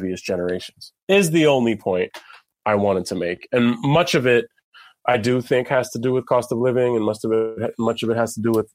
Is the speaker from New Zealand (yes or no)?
no; San Francisco, California, United States; now in New York City, United States; I'm from San Francisco